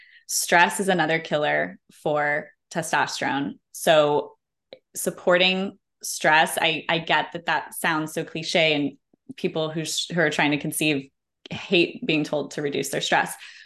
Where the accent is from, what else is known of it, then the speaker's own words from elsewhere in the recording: Colorado, United States; we call them goat heads growing up in Colorado